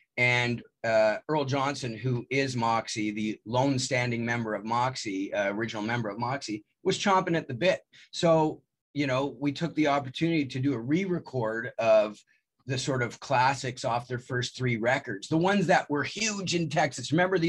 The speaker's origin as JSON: {"language": "English", "country": "Canada", "said": "Although I'm Canadian, I'm a bigger baseball fan than I am a hockey fan."}